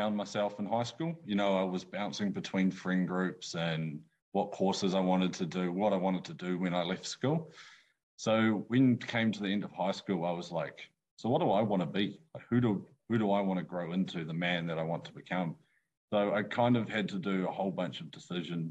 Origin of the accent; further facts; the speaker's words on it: New Plymouth, Taranaki, New Zealand; also born or lived in Wellington; I'm a 22-year-old from Taranaki. Born and raised in New Plymouth